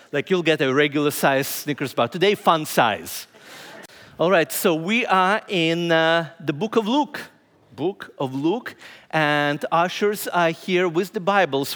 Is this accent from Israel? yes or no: no; Ukraine; moved away as an adult; also born or lived in Indianapolis, United States; now in Lancaster, United States